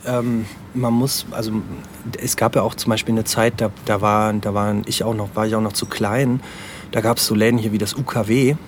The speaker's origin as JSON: {"language": "German", "town": "Aachen", "region": "North Rhine-Westphalia", "country": "Germany", "tie": "born or raised there", "said": "ich komme nicht gebürtig aus, aus Aachen, aber ähm, bin halt natürlich hier zur Schule gegangen und äh, auch hier zur Grundschule und so. Also man kann schon sagen, dass ich äh, schon, schon, Aachen. schon Aachener bin."}